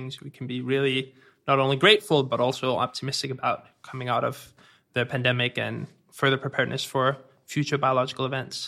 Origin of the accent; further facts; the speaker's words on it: Denmark; accent: Danish; I'm from Denmark, so if anyone's wondering, that's where the accent comes from